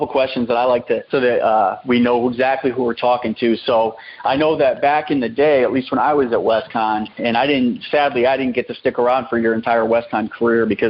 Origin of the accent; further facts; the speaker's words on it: Northeast, United States; growing up in the Northeast